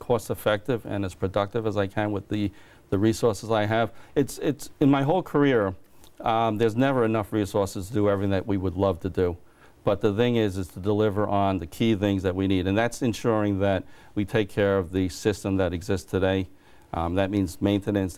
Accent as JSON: {"language": "English", "town": "Williston Park", "region": "New York", "country": "United States", "tie": "born or raised there", "said": "I grew up in Williston Park in Nassau County, Long Island"}